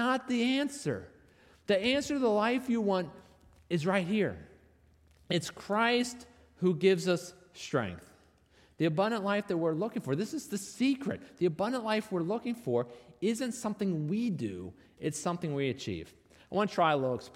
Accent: North Arlington, United States; I grew up in North Arlington

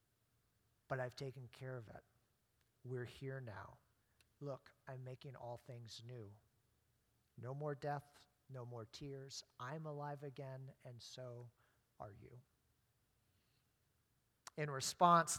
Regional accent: Maine, United States; growing up in Maine

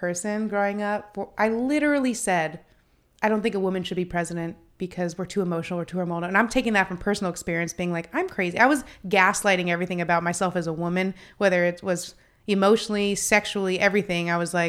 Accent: Phoenix, Arizona, United States; I look back on like growing up in Phoenix and, you know, that it's a different world even from

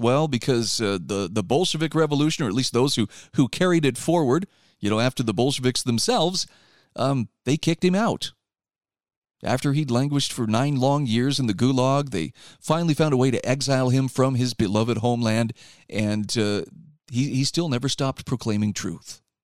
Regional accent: Utah, United States; my home state of Utah

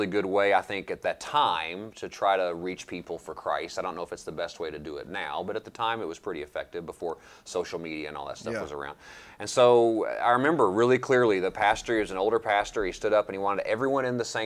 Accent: London, Kentucky, United States; I grew up in Laurel County

